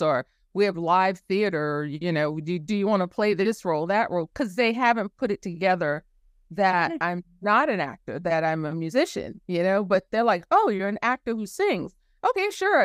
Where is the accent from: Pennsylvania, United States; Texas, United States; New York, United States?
New York, United States; New York City; moved away; I'm from New York City